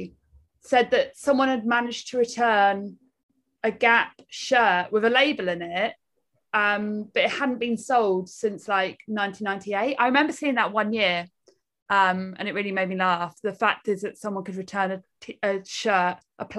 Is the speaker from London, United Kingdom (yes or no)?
no; Canterbury, South East England, United Kingdom; I grew up in Canterbury